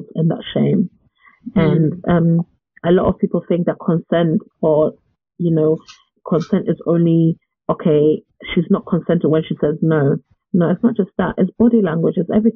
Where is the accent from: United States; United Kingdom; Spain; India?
United Kingdom; especially as British people.